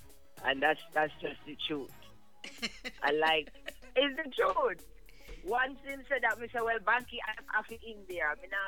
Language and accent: English; Ontario, Canada; I'm also from Ontario.